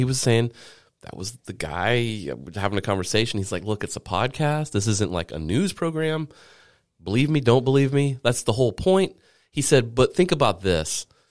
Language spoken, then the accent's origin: English; Low Country, South Carolina, United States; I grew up in the Low Country